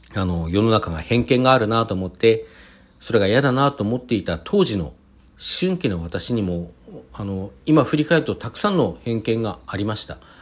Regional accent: Hokkaido, Japan; now in Kanto, Japan; 私はあの、北海道出 身なので

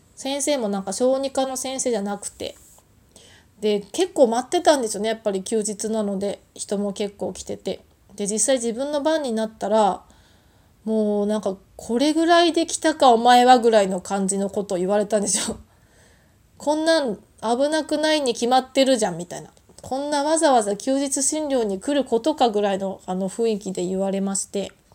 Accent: Tohoku, Japan; moved away; 出身が東北なので

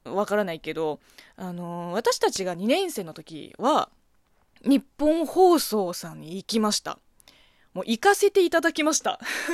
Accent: China; Japanese is a second language; now in Japan; この番組は中国生まれ、中国育ちの私

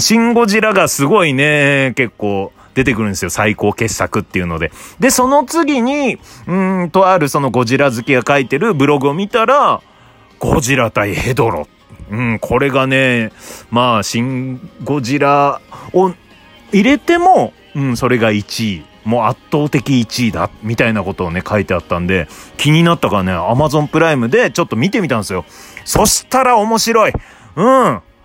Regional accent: Obihiro, Hokkaido, Japan; now in Tokyo, Japan; 僕の故郷が北海道の帯広

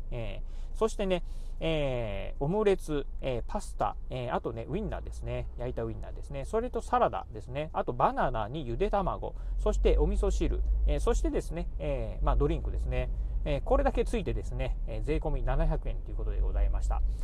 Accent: Kochi, Japan; moved away as an adult; 生まれと育ち、えー、高校卒業までね、高知県でね、え生まれ育ちました

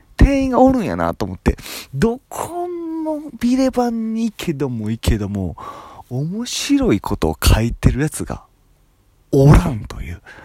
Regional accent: Japan; moved away; 俺の地元っていうか隣町の川西市っていうところにビレッジヴァンガードがあった

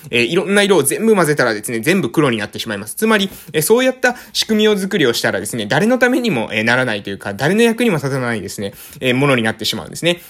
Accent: Japan; accent: island dialect; 私たちの、え島の方言

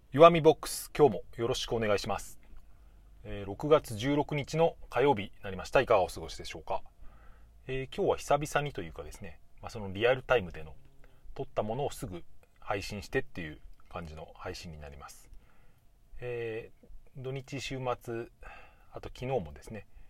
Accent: Japan; 母国母国語じゃない僕みたいなそういう日本人

